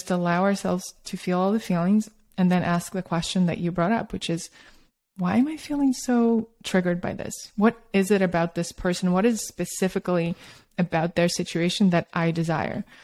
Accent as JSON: {"language": "English", "country": "Russia", "tie": "born or raised there", "also_born_or_lived": "Australia", "moved": "yes", "lives_now": "United States", "said": "I grew up in Soviet Russia and Australia, and then I moved to New York and San Francisco. I'm kind of a little bit from all over"}